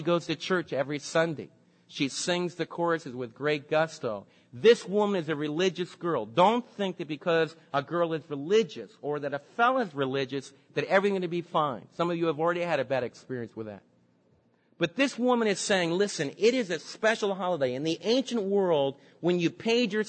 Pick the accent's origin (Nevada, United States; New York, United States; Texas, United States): New York, United States; New York City; now in Dallas, United States; the lakefront where I was raised in New York City, along by the docks